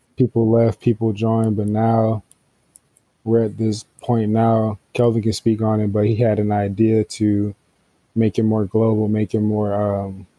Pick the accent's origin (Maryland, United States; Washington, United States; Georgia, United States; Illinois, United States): Georgia, United States; Atlanta; I'm from Atlanta.